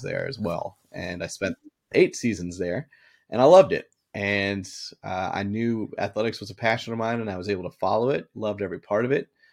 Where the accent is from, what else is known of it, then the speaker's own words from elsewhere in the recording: Boston, Massachusetts, United States; I grew up in Boston